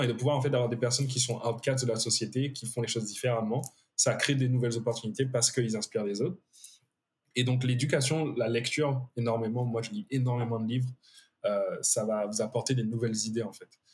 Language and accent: French; Guadeloupe; moved away; on vient de Guadeloupe